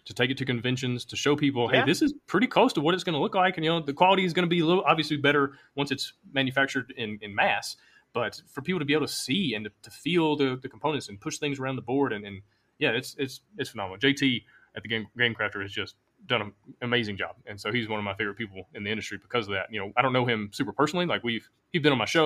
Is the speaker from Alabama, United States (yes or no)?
yes; Alabama, United States; moved away as an adult; I'm from Alabama. You know, it's probably why I have this accent.